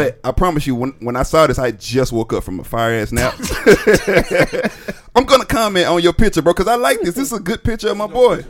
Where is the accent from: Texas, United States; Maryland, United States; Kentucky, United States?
Texas, United States; Dallas; I'm from Oak Cliff.